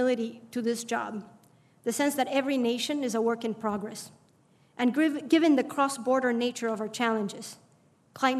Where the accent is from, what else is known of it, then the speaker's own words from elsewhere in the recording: Bolivia; now in United States; growing up in Bolivia